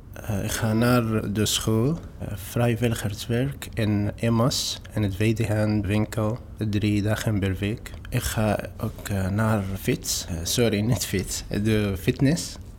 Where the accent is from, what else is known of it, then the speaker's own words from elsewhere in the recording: Homs, Homs Governorate, Syria; Dutch is a second language; moved away as an adult; also born or lived in Aleppo; now in Utrecht, Netherlands; Ik kom uit Syrië